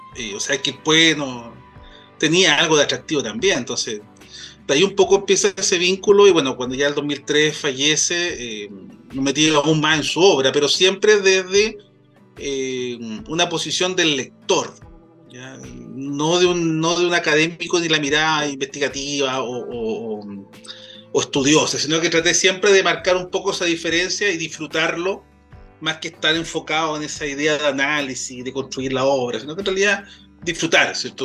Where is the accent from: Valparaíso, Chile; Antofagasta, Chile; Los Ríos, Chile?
Valparaíso, Chile; Quilpué; yo soy de, de Quilpué, nacido y, y criado como siempre digo, de, esa zona de la quinta región